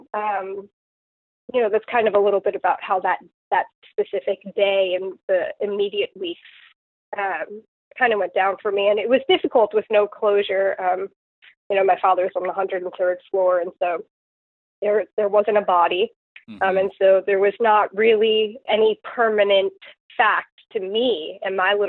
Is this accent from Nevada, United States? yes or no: no; Long Island, Suffolk County, New York, United States; moved away as an adult; now in Chesapeake, United States; I grew up on Long Island, which is outside the city, and in Suffolk County